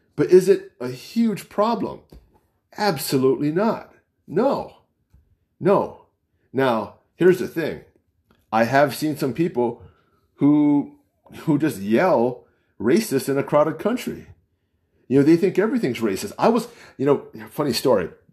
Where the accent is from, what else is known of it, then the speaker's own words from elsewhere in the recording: United States; accent: American; I don't sound like an Asian. I don't sound, I'm Chinese. I don't sound like a Chinese. I'm American